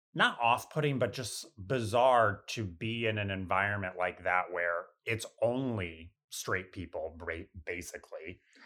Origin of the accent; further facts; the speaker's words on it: north of Scranton, rural northeastern Pennsylvania, United States; moved away as an adult; now in New York, United States; rural northeastern Pennsylvania, like, north of Scranton